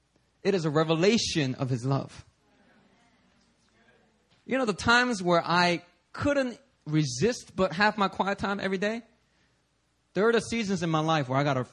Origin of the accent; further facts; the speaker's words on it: New York City, New York, United States; back when I was growing up in New York City, you know, I was constantly hearing the same sermon.